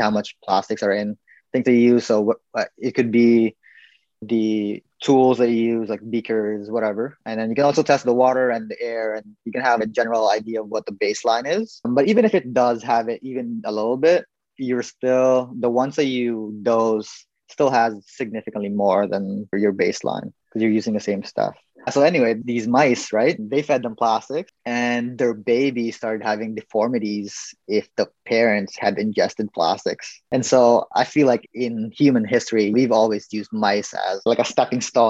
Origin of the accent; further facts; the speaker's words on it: Philippines; I'm obviously Filipino